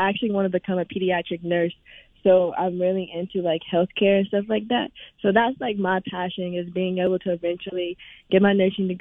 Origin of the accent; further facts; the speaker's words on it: Tennessee, United States; moved away; I'm from Tennessee, so it's always interesting to, like, match up with them and get to play in my hometown team.